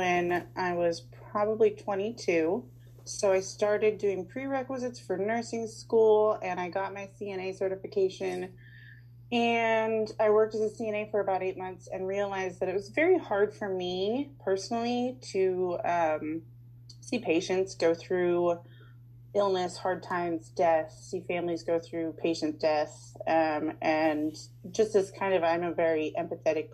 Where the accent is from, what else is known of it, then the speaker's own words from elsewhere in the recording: Lincoln, Nebraska, United States; also born or lived in Unadilla, Nebraska; I have been born and raised in Lincoln, Nebraska, lived here my whole life